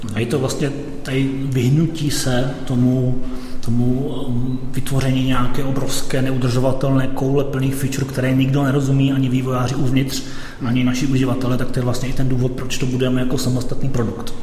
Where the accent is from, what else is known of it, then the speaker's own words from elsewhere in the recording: Czechia; also born or lived in London, United Kingdom; now in Bulgaria; já jsem Čech, pracuji